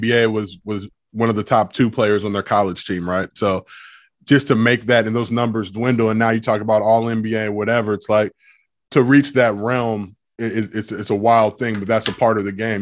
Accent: Los Angeles, California, United States; I grew up in Los Angeles

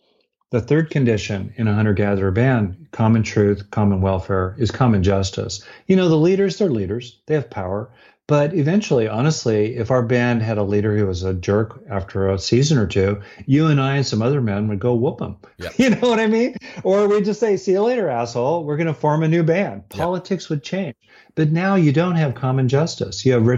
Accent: Los Angeles, California, United States; Where I grew up in LA around Beverly Hills

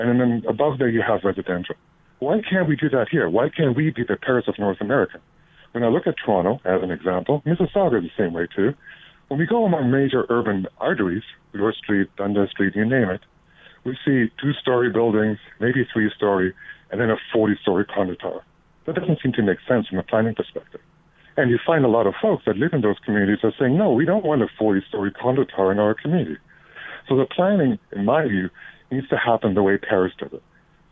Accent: Germany; now in Canada; my home country of Germany

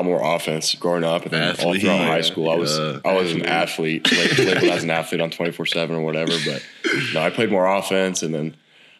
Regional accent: Hays, Kansas, United States; moved away as an adult; now in Norman, United States; I'm from Hayes, Kansas.

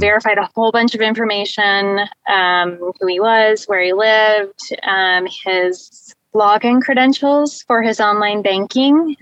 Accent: Indianapolis, Indiana, United States; I'm from the Indianapolis area in Indiana.

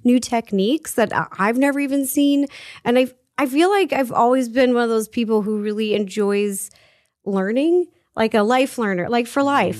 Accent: Seattle, Washington, United States; I grew up in Seattle

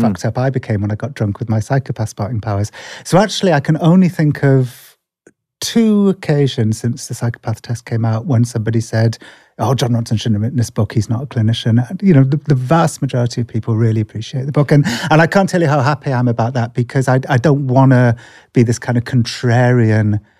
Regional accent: England, United Kingdom; accent: English; That's my terrible English accent

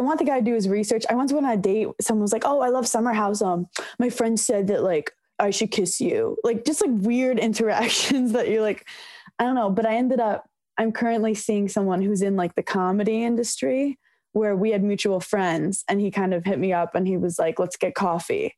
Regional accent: New York City, New York, United States; growing up in New York City

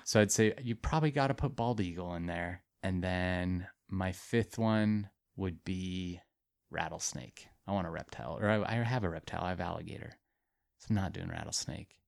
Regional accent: Montana, United States; But I, like, grew up in Montana. I'm from Montana.

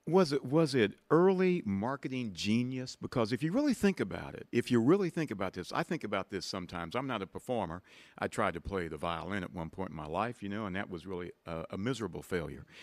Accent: outside of Dayton, Ohio, United States; where I grew up outside of Dayton, Ohio

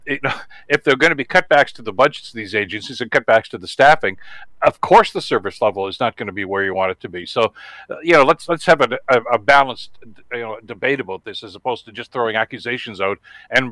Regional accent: Canada; as a Canadian citizen

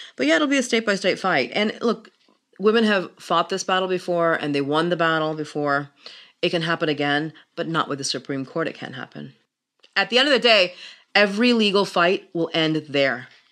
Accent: Pakistan; moved away; I'm from Pakistan, I come from a Muslim family

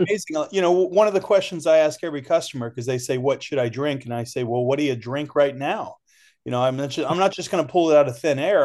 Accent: Ohio, United States; moved away; I was born and raised in Ohio

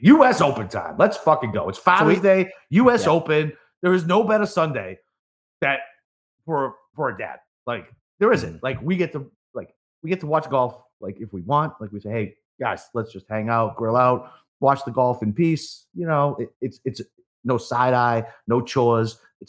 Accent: Brockton, Massachusetts, United States; I just talk shit because I grew up in Brockton and it was definitely not that. And fuck those rich kids from Brookline.

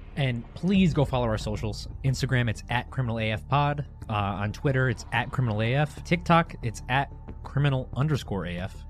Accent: Connecticut, United States; we're from Connecticut

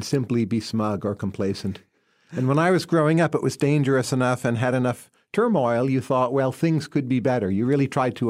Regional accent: New Jersey, United States; So you grow up in population density, so you learn a lot from other people. A nice thing about coming from New Jersey

